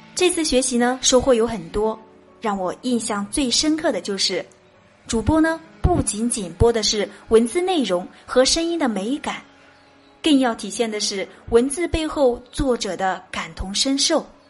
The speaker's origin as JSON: {"language": "Chinese", "region": "Chongqing", "country": "China", "said": "我是来自重庆的"}